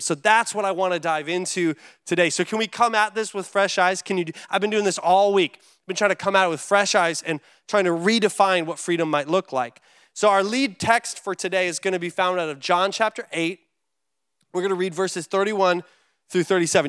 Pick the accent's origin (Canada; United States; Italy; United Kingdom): United States; as an American living in America